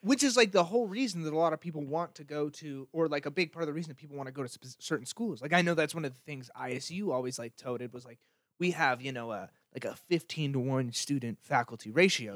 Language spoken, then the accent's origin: English; Idaho, United States; moved away; also born or lived in Seattle; I was from Idaho